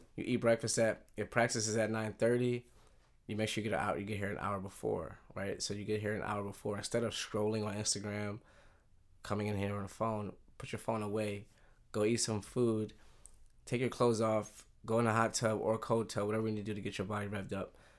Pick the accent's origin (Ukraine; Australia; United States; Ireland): United States; Philadelphia, Pennsylvania; moved away as an adult; I grew up in Philadelphia right outside the suburbs